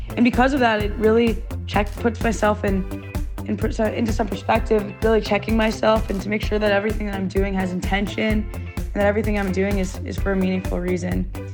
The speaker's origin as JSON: {"language": "English", "town": "Potomac", "region": "Maryland", "country": "United States", "said": "I'm originally from Potomac, Maryland"}